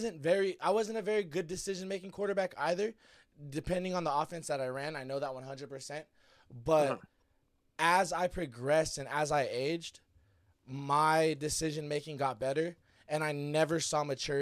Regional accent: Fresno, California, United States; I'm from Fresno.

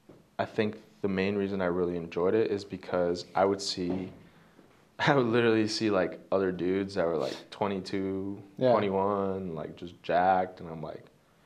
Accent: Greenfield, United States; I'm over here in Greenfield

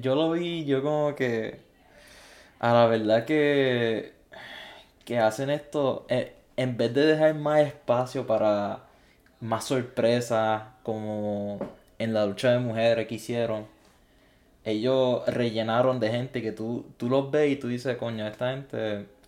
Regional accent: Puerto Rico; siendo puertorriqueño

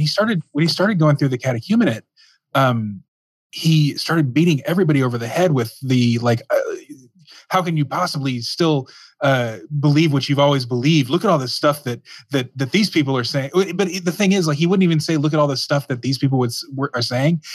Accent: Dallas, Texas, United States; I grew up in Dallas

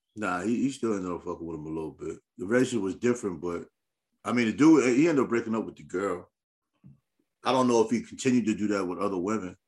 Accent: New York, United States; growing up in New York

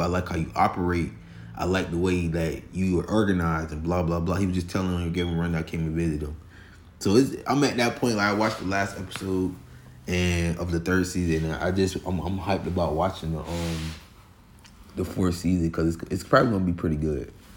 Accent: Florida, United States; I'm from Florida

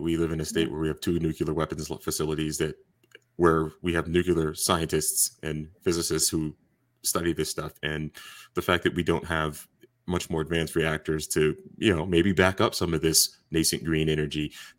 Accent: South Carolina, United States; I'm from South Carolina, my home state

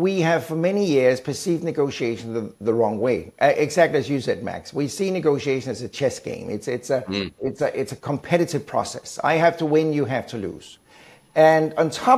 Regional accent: Denmark; moved away as an adult; also born or lived in Sweden / United Kingdom / Germany; now in United States; I'm from Denmark originally, born and raised in Denmark. I've been living in several countries, Sweden, the UK, Germany, and now the US

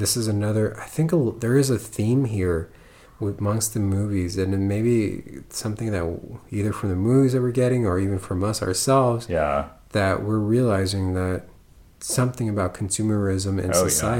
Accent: United States; The thing about being an American

